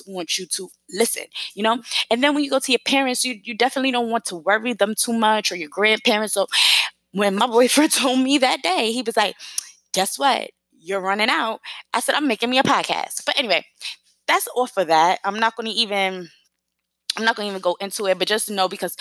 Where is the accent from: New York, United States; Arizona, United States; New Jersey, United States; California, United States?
New York, United States; moved away as an adult; now in South Carolina, United States